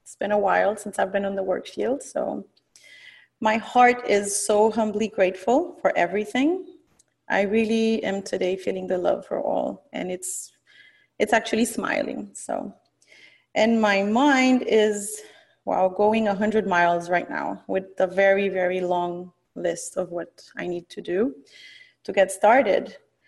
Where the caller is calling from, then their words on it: Miami, Florida, United States; I am calling in from Miami, where I currently live.